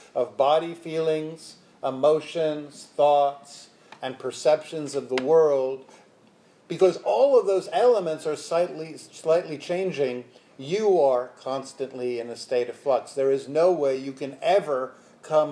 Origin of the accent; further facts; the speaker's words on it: New York City, New York, United States; I'm from Brooklyn, Brooklynite